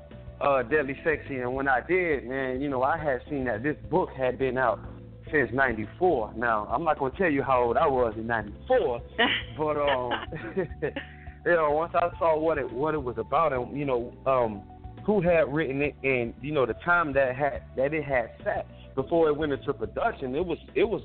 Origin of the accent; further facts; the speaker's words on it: Miami, Florida, United States; also born or lived in California; now in Atlanta, United States; I'm coming from born and raised originally in Miami, Florida. From Florida, I moved to California.